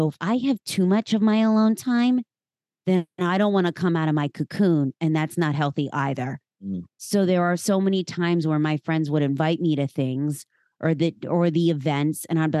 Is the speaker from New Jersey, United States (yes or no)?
no; Pennsylvania, United States; now in Philadelphia, United States; A girl born and raised, very small town. And then I moved to Philadelphia, oh gosh, about 20 years ago.